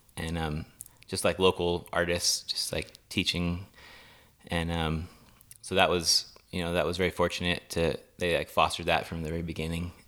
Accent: Los Osos, California, United States; Los Osos, California

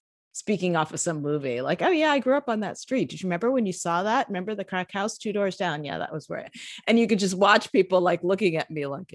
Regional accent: New York City, New York, United States; I'm from the Bronx, grew up in the Bronx here in New York City

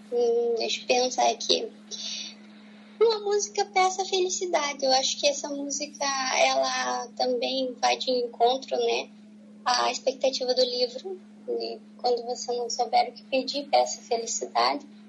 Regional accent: Paranaguá, Paraná, Brazil; Eu sou de Paranaguá

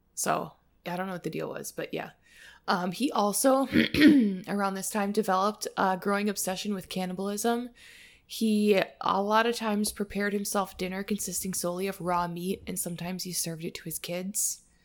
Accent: Wisconsin, United States; accent: Wisconsin; my Wisconsin accent

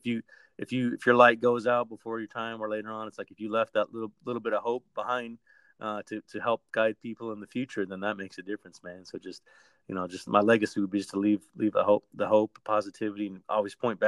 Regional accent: Albuquerque, New Mexico, United States; now in East Coast, United States; I'm from Albuquerque originally. I was born there, man. I was born and raised.

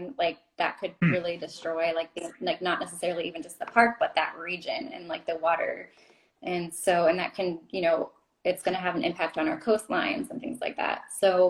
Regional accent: Florida, United States; I remember like growing up in the Everglades, kind of like, you know, we always went there for like our family vacations.

